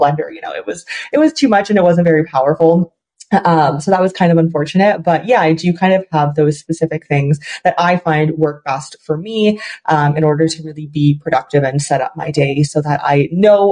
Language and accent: English; Canada; also born or lived in China; I am from Canada, but then every summer I lived in China and I would go back to Canada